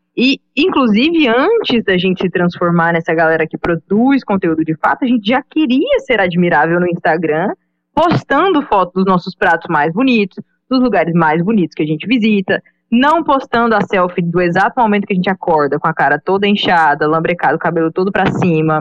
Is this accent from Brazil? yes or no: yes; Goiânia, Goiás, Brazil; moved away as an adult; now in Recife, Brazil; eu sou natural de Goiânia